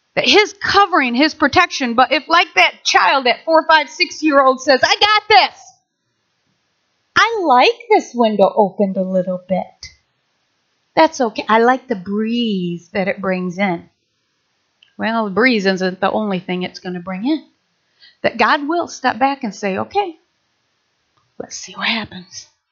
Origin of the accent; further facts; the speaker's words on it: Nashville, Michigan, United States; I grew up in Maple Valley, Nashville, Michigan.